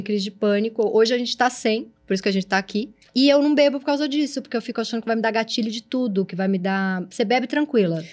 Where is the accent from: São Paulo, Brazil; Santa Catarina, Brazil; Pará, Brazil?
São Paulo, Brazil; also born or lived in Perdizes, São Paulo; eu sou do Tatuapé, mas na época da 2001 eu já tava em Perdizes